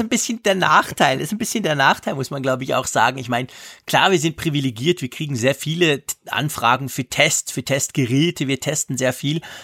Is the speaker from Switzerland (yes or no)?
yes; Switzerland; bei uns in der Schweiz